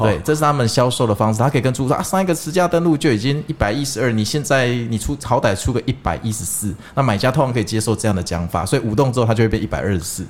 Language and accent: Chinese; Kaohsiung, Taiwan; 我有一次高雄人